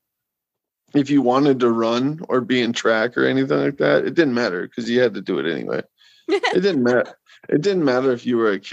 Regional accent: North Dakota, United States; I'm from North Dakota

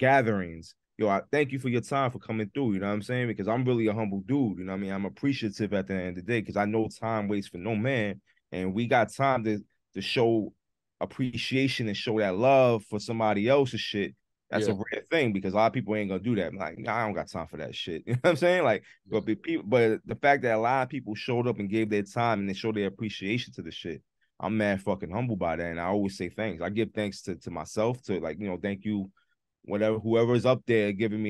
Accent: Massachusetts, United States; Yeah, I came from Mass.

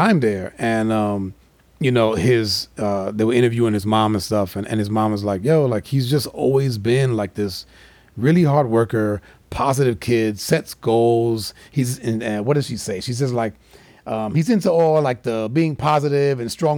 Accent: New York City, New York, United States; I'm from Manhattan

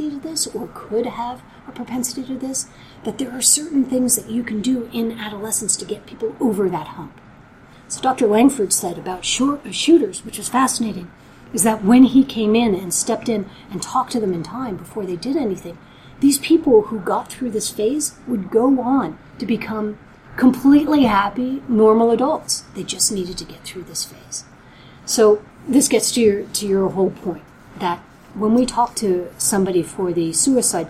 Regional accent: Belgium; moved away; I was born in Belgium.

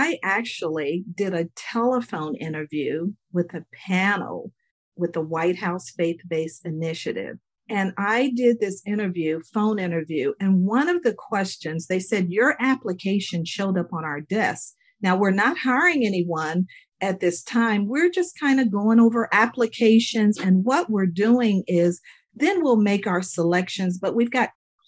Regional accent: Dayton, Ohio, United States; also born or lived in Alabama; now in Virginia, United States; I grew up in Ohio by way of Alabama

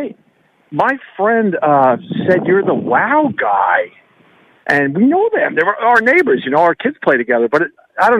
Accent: Long Island, New York, United States; moved away as an adult; also born or lived in Boston; born and raised on Long Island, so I'm a Jets fan.

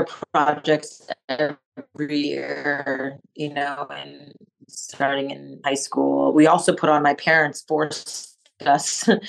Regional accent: Montreal, Quebec, Canada; first language French; English is a second language; moved away; I grew up in Montreal, Canada, to a Japanese mother and Indian father. Yeah, I grew up like speaking French as my first language. So I would, you know, I used to speak English like this with a French accent.

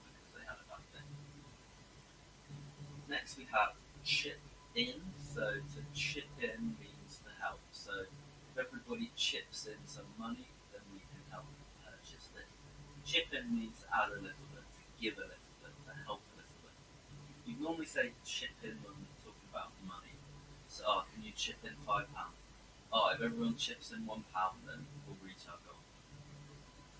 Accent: England, United Kingdom; So I come from England. That just means I'm from England, I was born in England.

